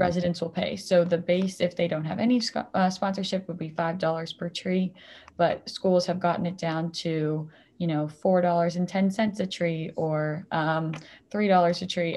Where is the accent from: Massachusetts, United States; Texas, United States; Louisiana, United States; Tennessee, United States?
Massachusetts, United States; Mansfield; I am originally from Mansfield, Massachusetts, actually, where Tree Plenish was started